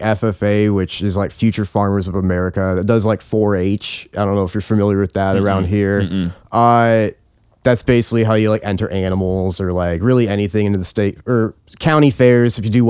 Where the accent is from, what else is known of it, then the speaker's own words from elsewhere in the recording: Nebraska, United States; Nebraska State Fair. I was raised in Nebraska. I was raised by, on a more conservative side and the more Christian side.